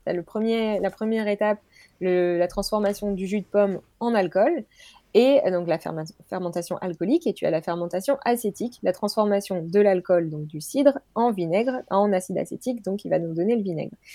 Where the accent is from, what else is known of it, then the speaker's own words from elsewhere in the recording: Normandy, France; je suis de Normandie